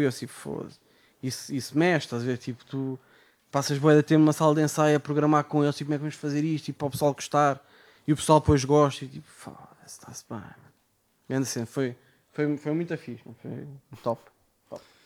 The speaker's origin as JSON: {"language": "Portuguese", "town": "Amadora", "region": "Lisbon", "country": "Portugal", "said": "sou da Amadora."}